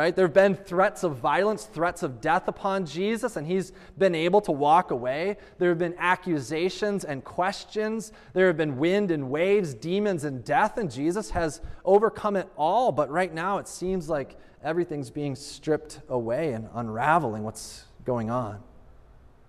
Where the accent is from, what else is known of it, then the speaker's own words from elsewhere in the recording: United States; as an American living in 21st century